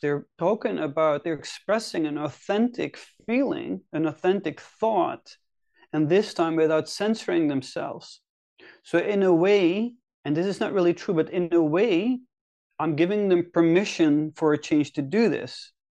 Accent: Netherlands; moved away as an adult; now in Helsinki, Finland; I'm originally, originally from the Netherlands. I've been living in Finland, Helsinki now for eight or nine years

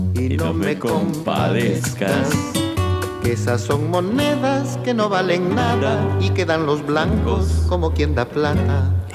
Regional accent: Peru

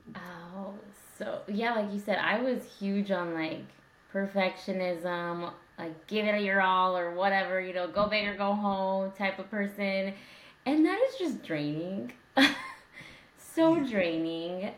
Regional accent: Indiana, United States; I'm from Indiana

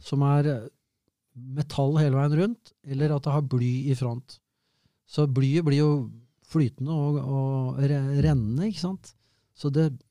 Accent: Norway; Jeg er norsk.

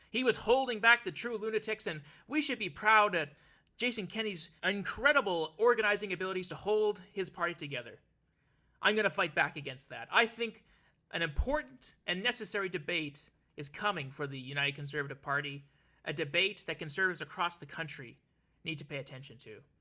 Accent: Alberta, Canada; now in Ontario, Canada; my adopted home of Ontario, it's my hometown, Alberta, that still keeps calling back

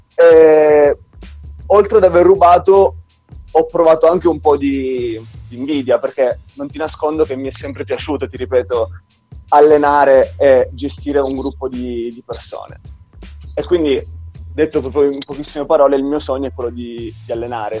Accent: Trapani, Sicily, Italy; moved away as an adult; now in Turin, Italy; nella squadra della mia città, la Pallacanestro Trapani

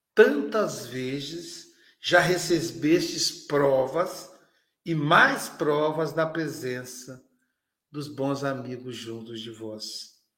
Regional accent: Muriaé, Minas Gerais, Brazil; moved away; a minha terra natal, para Muriaé, Minas Gerais

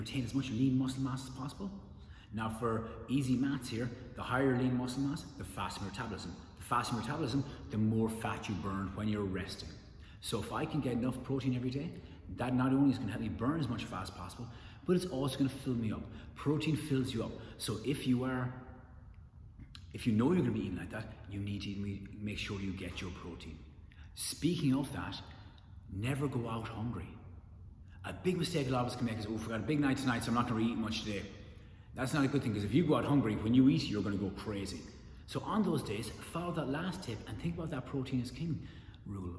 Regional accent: Ireland; I'm Irish

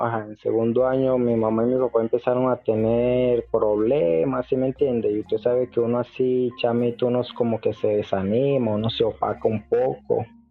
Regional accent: Venezuela; moved away as an adult; now in Ecuador; No, pues yo soy venezolano. Yo soy venezolano, ya estoy por acá por Ecuador hace unos cuatro años

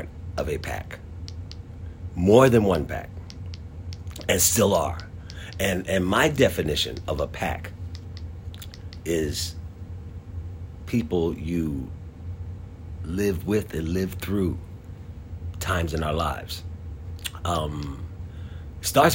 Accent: Philadelphia, Pennsylvania, United States; the neighborhood I grew up in North Philadelphia. I lived on 21st and Master Street in North Philadelphia.

